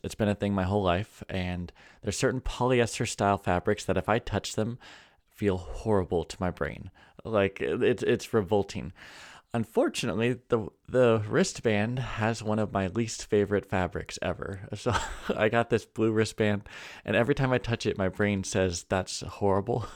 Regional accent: California, United States; now in North Idaho, United States; I also say this as a Californian. I was born in California

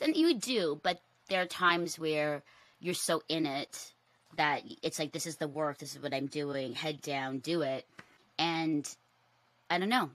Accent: Philippines; me being Filipino

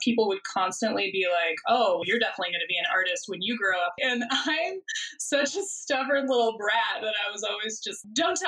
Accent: Northern California, United States; moved away; I grew up in Northern California in the Sierra Nevada Mountains

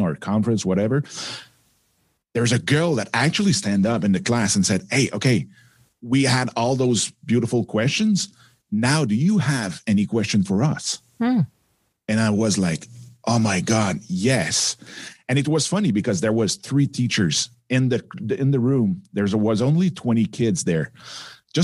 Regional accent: Quebec, Canada; accent: French; English is a second language; my little French accent

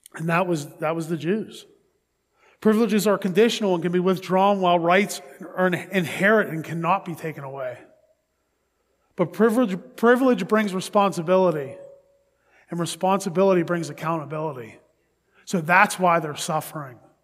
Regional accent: Pittsburgh, Pennsylvania, United States; that's my hometown. That's where I'm from.

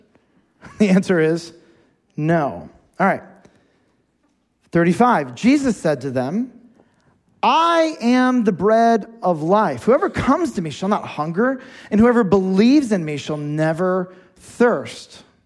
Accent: United States; We're American Christians

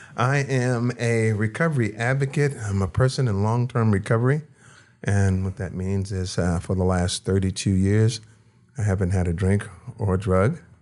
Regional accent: Washington, District of Columbia, United States; now in Las Vegas, United States; I was born in Washington, D C.

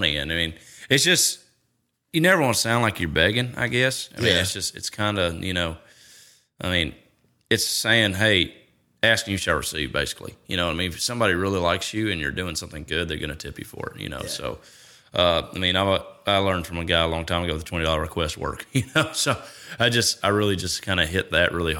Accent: Hendersonville, Tennessee, United States; also born or lived in Nashville, Tennessee; I grew up in Hendersonville, about 25 minutes north of here.

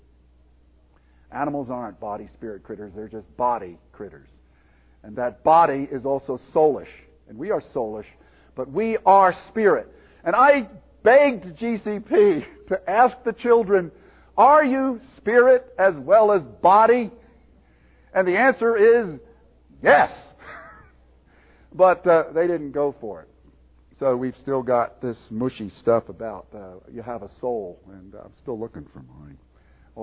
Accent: Willow Grove, Pennsylvania, United States; grew up in Calvary Orthodox Presbyterian Church in Willow Grove, Pennsylvania

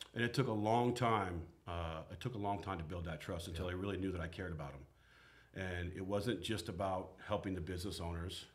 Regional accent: Portland, Oregon, United States; I was born and raised here in Portland

